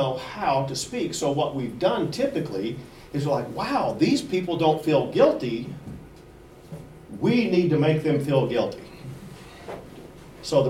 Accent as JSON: {"language": "English", "region": "the Bible Belt", "country": "United States", "tie": "born or raised there", "said": "I grew up in the Bible Belt"}